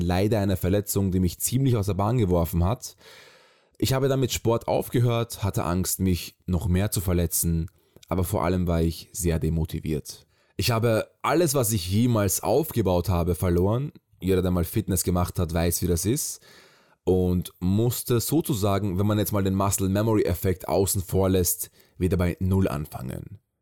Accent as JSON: {"language": "German", "town": "Graz", "region": "Styria", "country": "Austria", "tie": "born or raised there", "moved": "as an adult", "lives_now": "Vienna, Austria", "said": "Geboren bin ich in Graz, aus der Stadt des berühmten Arnold Schwarzenegger. Mit 18 bin ich nach Wien gezogen."}